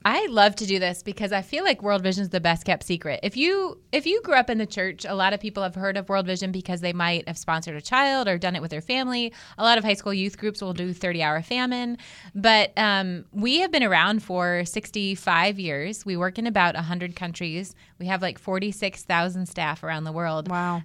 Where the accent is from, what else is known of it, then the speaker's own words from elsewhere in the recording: Outside of Cleveland, Ohio, United States; moved away; I was grew up in Ohio, though I'm a Midwest girl at heart